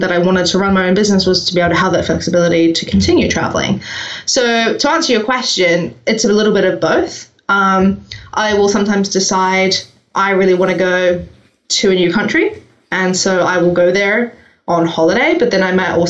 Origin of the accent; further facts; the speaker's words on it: New Zealand; I'm from New Zealand. You may hear that I have a slightly strange accent. Merged now with the UK and I've got American clients and, you know, it's a bit of a mishmash.